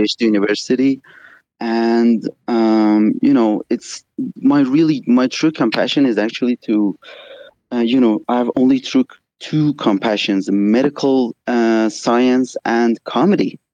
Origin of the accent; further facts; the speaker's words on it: Iran; I'm from Iran. It's actually two thirty here.